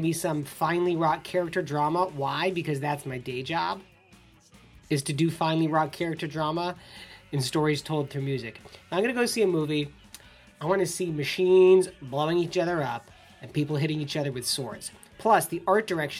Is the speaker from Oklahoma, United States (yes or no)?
no; Ann Arbor, Michigan, United States; moved away as an adult; now in Chicago, United States; When I was a kid growing up in Ann Arbor, I learned music through the pedagogy of Carl Orff